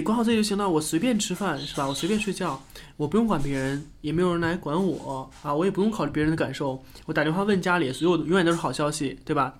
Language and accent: Chinese; Harbin, Heilongjiang, China; moved away; 我也是东北人，我也是哈尔滨人